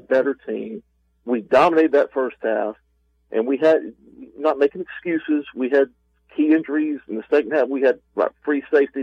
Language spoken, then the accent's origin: English; Atlanta, Georgia, United States; I grew up in Atlanta